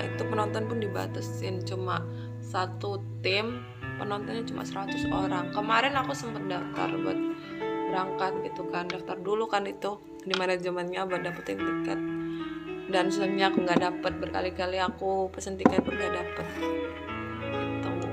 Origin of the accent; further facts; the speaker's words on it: Ngawi, East Java, Indonesia; now in Yogyakarta, Indonesia; Aku asal dari Ngawi dan sekarang stay di Jogja